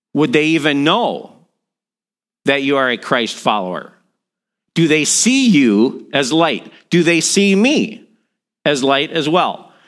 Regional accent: outside of Milwaukee, Wisconsin, United States; now in East Central Minnesota, United States; I grew up outside of Milwaukee

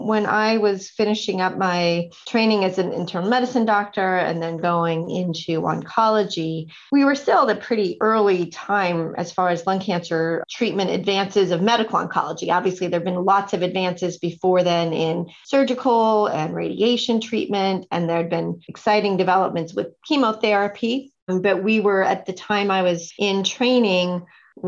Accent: Sonoma County, Northern California, United States; also born or lived in East Coast; I actually grew up in Northern California, farther north in Stanford in Sonoma County

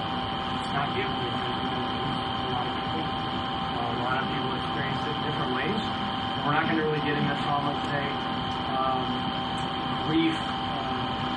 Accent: San Diego, California, United States; moved away as an adult; now in Georgia, United States; Growing up in San Diego

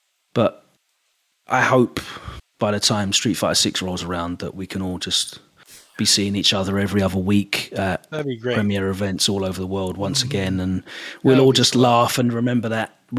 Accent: England, United Kingdom; accent: English; my English accent

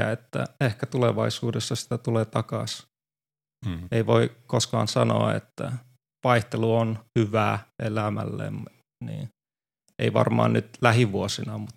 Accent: Finland; Se on, tämä on mun kotimaa ja se on aina, varsinkin nyt kun ei ole pari vuoteen tullut koronan takia, niin oli mukava tulla vähän pidemmäksi ajaksi.

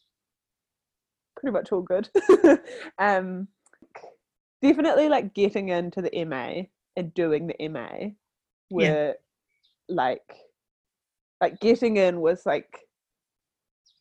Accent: Wellington, New Zealand; I grew up in Wellington. Yeah, the longest I've been away from here is 1 month. but yeah, grew up here, born and raised

